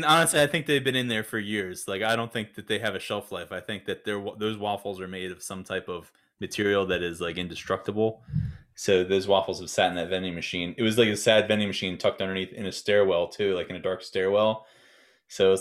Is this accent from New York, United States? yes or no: no; Delaware, United States; I'm from Delaware, Dan. I live in Delaware now